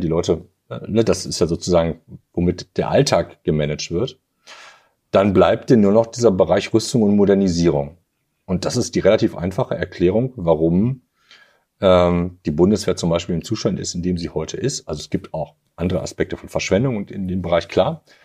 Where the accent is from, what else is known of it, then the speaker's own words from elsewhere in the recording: Germany; hier bei uns in Deutschland